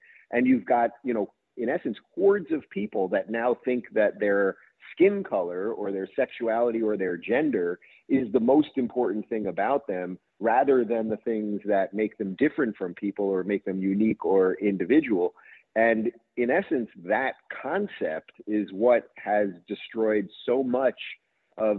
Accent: Long Island, New York, United States; also born or lived in Brooklyn, New York / Manhattan, New York; I grew up in Long Island.

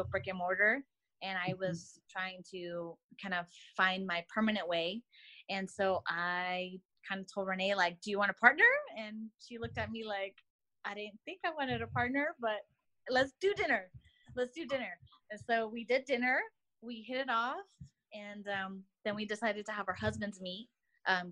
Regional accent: Inland Empire, California, United States; we're both from the Inland Empire

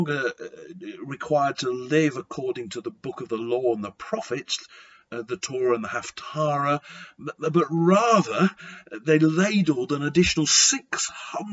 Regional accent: Lancashire, near Blackpool, North West England, United Kingdom; I was brought up in Lancashire near the seaside resort of Blackpool

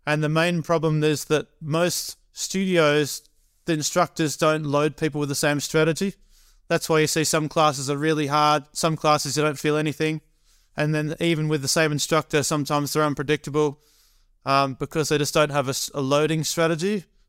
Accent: California, United States; and then I'm from Northern California, I'm going back down to LA before I fly to Michigan.

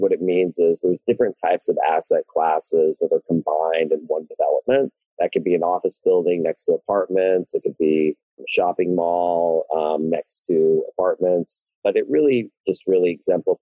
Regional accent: Austin, Texas, United States; My family were immigrants, but I was born and raised in Austin, in the city that I love very, very much.

